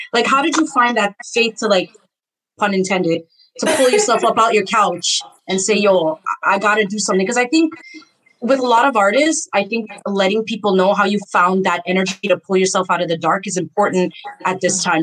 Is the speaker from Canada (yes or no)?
yes; Canada; I'm Guyanese a background. Even though I was right. born in Canada, and sometimes my accent will mix up